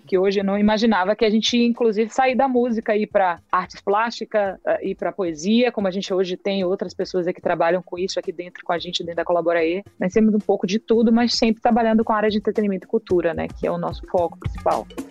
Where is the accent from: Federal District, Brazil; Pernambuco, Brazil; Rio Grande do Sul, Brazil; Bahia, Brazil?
Bahia, Brazil; a nossa grande ferramenta de economia da Bahia era a criação feita aqui